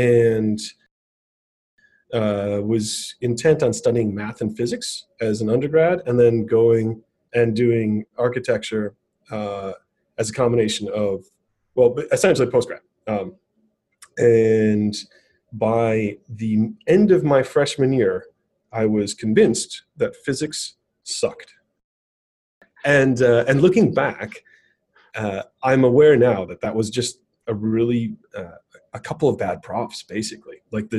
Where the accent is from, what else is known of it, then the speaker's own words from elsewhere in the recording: Racine, Wisconsin, United States; I grew up in southeast Wisconsin, so between Milwaukee and Chicago. It's a town called Racine, and it's about 80, 90, 100,000, somewhere in there.